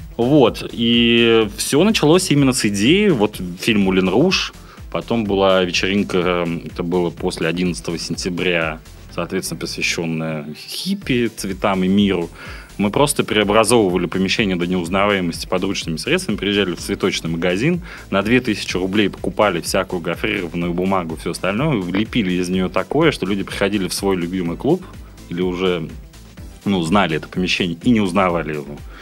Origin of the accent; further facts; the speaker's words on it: Yekaterinburg, Sverdlovsk Oblast, Russia; moved away as an adult; now in Saint Petersburg, Russia; в Екатеринбурге, откуда я родом